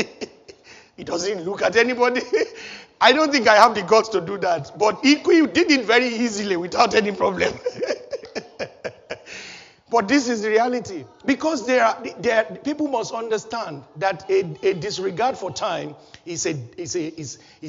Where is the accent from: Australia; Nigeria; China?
Nigeria; When I was a little boy, growing up in Nigeria, my home country